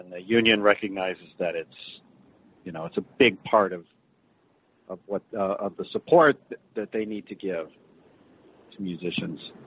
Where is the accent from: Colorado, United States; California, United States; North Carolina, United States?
Colorado, United States; Boulder; I grew up in Boulder, Colorado